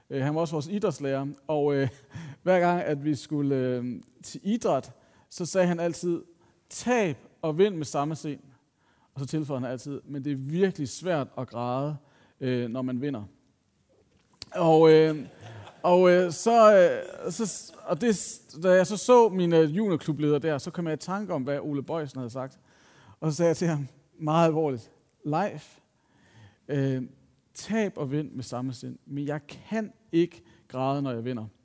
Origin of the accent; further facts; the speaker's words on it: Copenhagen, Capital Region of Denmark, Denmark; Jeg var sådan lidt, jeg er fra København, hvad sker der?